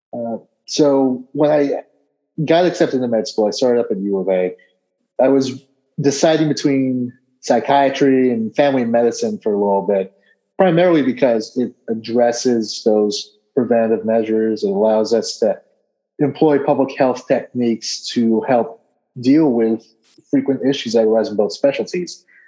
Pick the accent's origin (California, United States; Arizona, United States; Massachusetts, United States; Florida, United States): Arizona, United States; Peoria; also born or lived in New Jersey; I was originally born in New Jersey, but I moved out to Arizona, specifically Peoria, Arizona. I think when I was two years old, and I've been in the state ever since. So grew up in Peoria